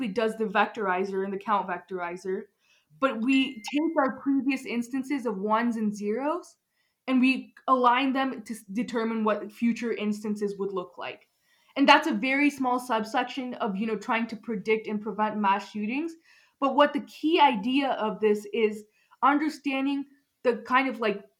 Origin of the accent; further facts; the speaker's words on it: Highlands Ranch, Colorado, United States; I'm like from South Denver, so Highlands Ranch